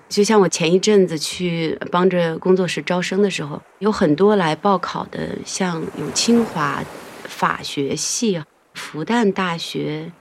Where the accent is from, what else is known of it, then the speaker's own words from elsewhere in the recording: Handan, Hebei, China; moved away as an adult; also born or lived in Beijing; 我是在河北邯郸长大的